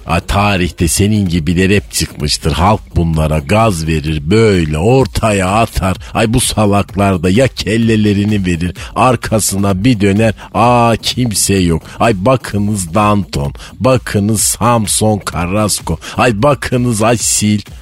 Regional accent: Malatya, Turkey; bizim Malatya'da Cingöz Feridun abi vardı

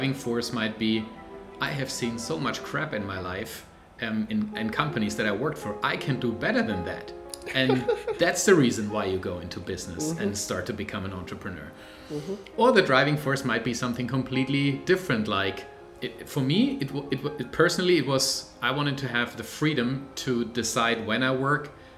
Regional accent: Germany; moved away as an adult; now in Vancouver, Canada; I am originally from Germany, live with my family now in Canada, in Vancouver

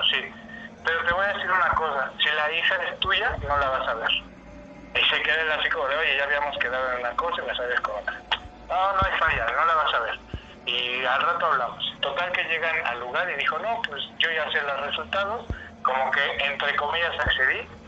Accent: Ecatepec, State of Mexico, Mexico; yo también crecí en Ecatepec, esa yo era de Ecatepec.

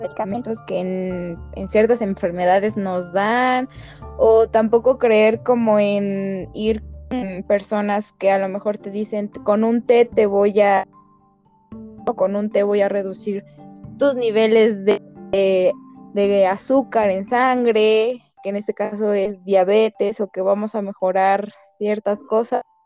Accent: Mexico; como buenos mexicanos

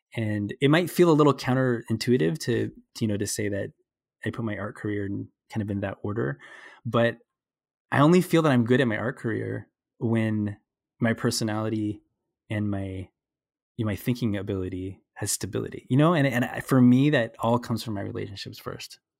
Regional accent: Burbank, California, United States; I grew up in Burbank.

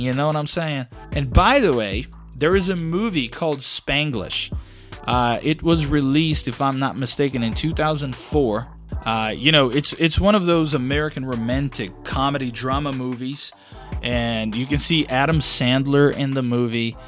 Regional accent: Belo Horizonte, Minas Gerais, Brazil; English is a second language; my city, Belo Horizonte

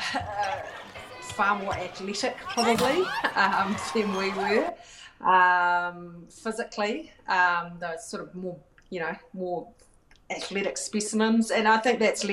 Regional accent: New Zealand; I'm from New Zealand and I'm proud

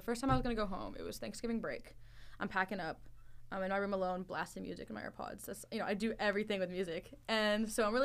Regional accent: Northern Virginia, United States; also born or lived in Dubai; my concrete idea of home is Northern Virginia

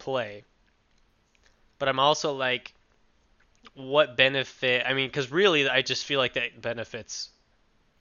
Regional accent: United States; I'm an American

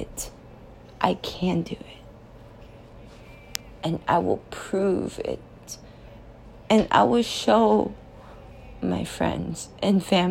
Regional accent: Los Angeles, California, United States; moved away as an adult; now in New York City, United States; I'm from Los Angeles, California, and I'm here. And I made it for 3 years now

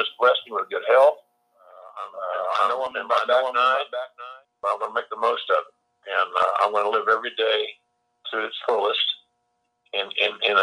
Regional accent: Eastern Oklahoma, United States; accent: southern; I'm a kid from Eastern Oklahoma. Only child, grew up on a 106-acre farm

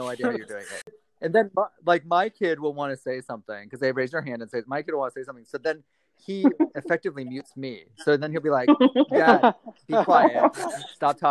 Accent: Vermont, United States; born or raised there

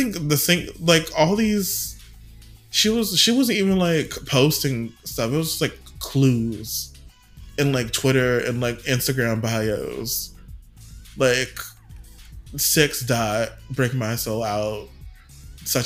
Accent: the South, United States; as a Southerner who's not a Yankee

